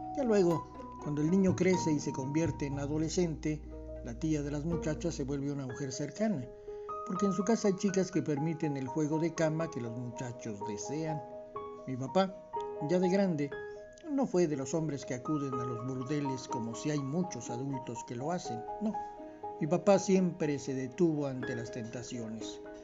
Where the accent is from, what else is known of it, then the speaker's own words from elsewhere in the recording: Comitán, Chiapas, Mexico; En Comitán, en esos tiempos, años 60, los amigos también se silbaban, no se chiflaban